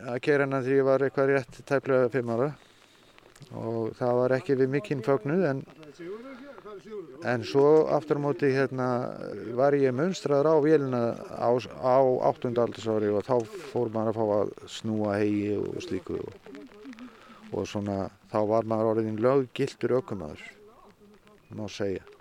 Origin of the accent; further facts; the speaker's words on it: Krossavík, Eastern Region, Iceland; kom með hana í Krossavík þar sem að ég eiginlega ólst upp með þessari vél alla tíð